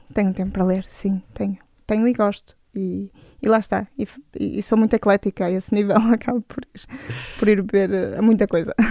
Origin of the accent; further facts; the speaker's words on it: Braga, Norte, Portugal; eu nasci em Braga